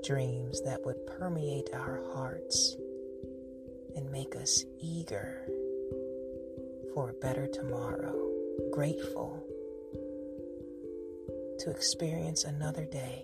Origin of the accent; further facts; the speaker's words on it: Cincinnati, Ohio, United States; I am from Cincinnati